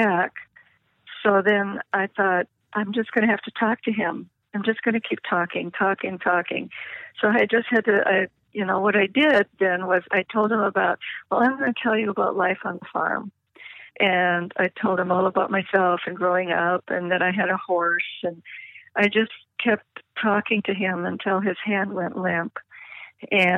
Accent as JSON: {"language": "English", "region": "Minnesota", "country": "United States", "said": "Eddie was from Minnesota, and I was from Minnesota"}